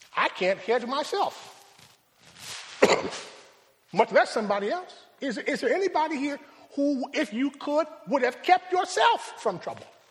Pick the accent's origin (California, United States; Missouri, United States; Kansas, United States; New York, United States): New York, United States; Rochester; My hometown is Rochester